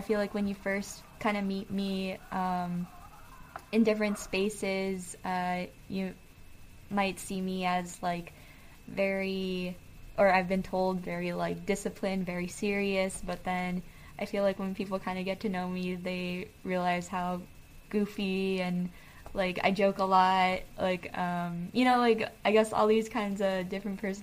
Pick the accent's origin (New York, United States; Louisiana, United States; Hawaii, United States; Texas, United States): Hawaii, United States; Oahu; moved away as an adult; also born or lived in Seattle / California; now in San Francisco, United States; was raised on Oahu, in Oahewa